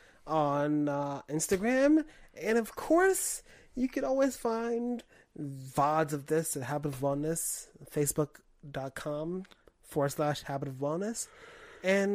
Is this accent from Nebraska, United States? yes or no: no; New York City, New York, United States; I'm from Brooklyn